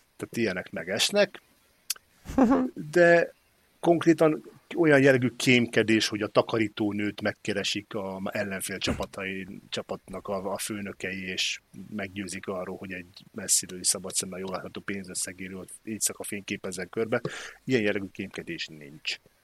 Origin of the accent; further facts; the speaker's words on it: Hungary; nagyon büszkén vallottam magam magyarnak mindig is